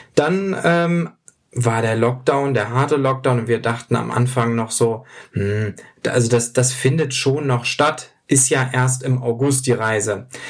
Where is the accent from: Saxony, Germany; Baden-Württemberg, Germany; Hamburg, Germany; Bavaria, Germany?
Hamburg, Germany; wir kommen beide aus Hamburg